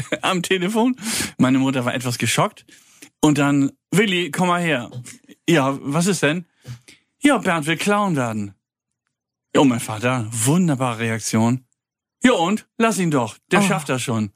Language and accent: German; Kiel, Schleswig-Holstein, Germany; moved away as an adult; also born or lived in Paris; now in Freiburg, Germany; da bin ich auch geboren, ich komme eigentlich aus Kiel.